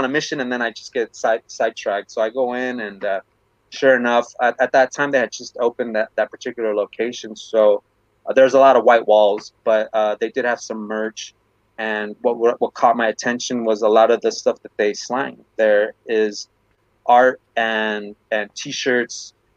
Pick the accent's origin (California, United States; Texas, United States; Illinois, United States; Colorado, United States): California, United States; Bell; I'm a Chicano from Bell